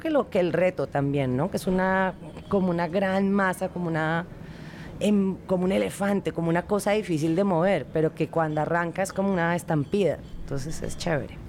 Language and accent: Spanish; Colombia; nosotros como colombianos